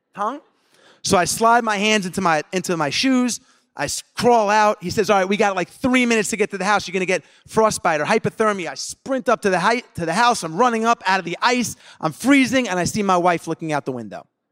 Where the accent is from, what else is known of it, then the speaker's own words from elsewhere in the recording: Long Island, New York, United States; growing up in Long Island